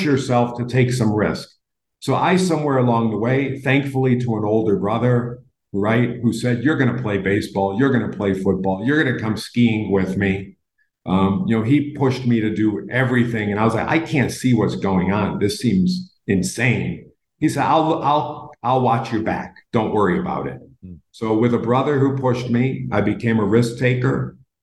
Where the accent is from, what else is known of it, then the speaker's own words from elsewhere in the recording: Buffalo, New York, United States; moved away; I'm from Buffalo